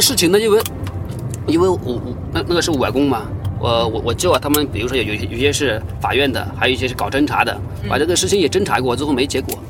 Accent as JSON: {"language": "Chinese", "region": "Shaanxi", "country": "China", "tie": "born or raised there", "moved": "yes", "lives_now": "Guangzhou, China", "said": "陕西的。"}